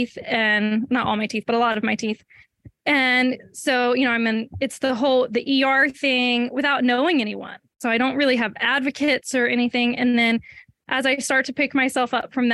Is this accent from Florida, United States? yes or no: no; Mississippi, United States; moved away as an adult; also born or lived in Louisville, Kentucky; I'm from Mississippi, and my junior year of college, I transferred to the University of Louisville